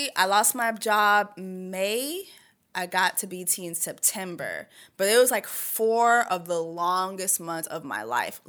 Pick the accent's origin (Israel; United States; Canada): Canada; born there; first language French; English is a second language; I was born in Canada. My first language is French. Second language, Creole. Third language is English.